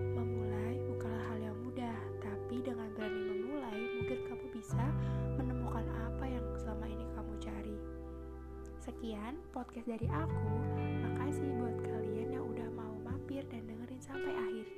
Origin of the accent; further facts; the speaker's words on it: Metro, Lampung, Indonesia; Aku berasal dari Metro Lampung